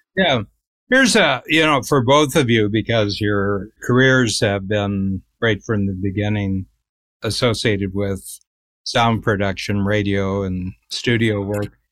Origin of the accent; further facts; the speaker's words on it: Cleveland, Ohio, United States; I grew up near Cleveland